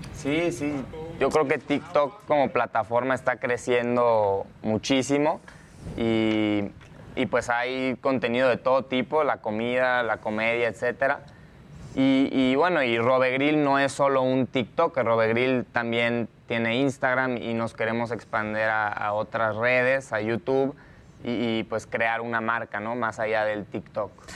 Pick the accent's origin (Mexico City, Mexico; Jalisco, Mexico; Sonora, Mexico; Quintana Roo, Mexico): Sonora, Mexico; Hermosillo; yo desde chiquito soy de, de Hermosillo, de Sonora, de ahí es toda mi familia